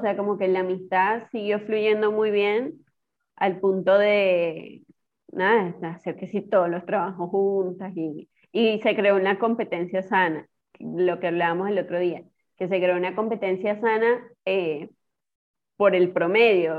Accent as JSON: {"language": "Spanish", "region": "Trujillo", "country": "Venezuela", "also_born_or_lived": "Barquisimeto, Venezuela", "moved": "as an adult", "lives_now": "Argentina", "said": "yo soy de Trujillo"}